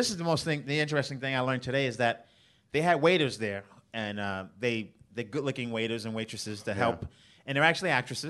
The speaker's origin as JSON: {"language": "English", "town": "New York City", "region": "New York", "country": "United States", "tie": "born or raised there", "also_born_or_lived": "Highland Park, Los Angeles", "moved": "as an adult", "lives_now": "Los Angeles, United States", "said": "I grew up Coney Island in the '80s, the crack era."}